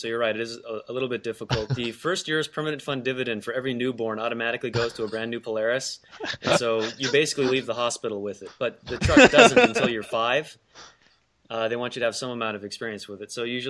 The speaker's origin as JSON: {"language": "English", "region": "Alaska", "country": "United States", "said": "And the coolest thing you could do instead was say, no, I'm from Alaska."}